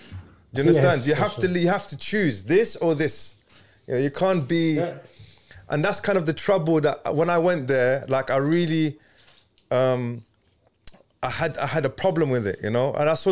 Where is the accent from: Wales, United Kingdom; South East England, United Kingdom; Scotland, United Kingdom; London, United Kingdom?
London, United Kingdom